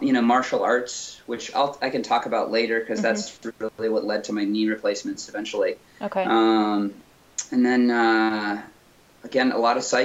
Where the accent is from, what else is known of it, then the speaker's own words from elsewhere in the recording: Western Michigan, United States; moved away; I grew up in Western Michigan, and that's where I'm from